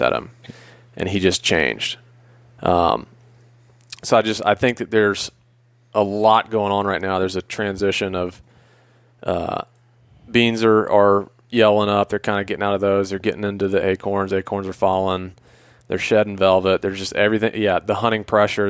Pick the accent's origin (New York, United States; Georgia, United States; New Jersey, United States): Georgia, United States; Atlanta; I grew up in Atlanta.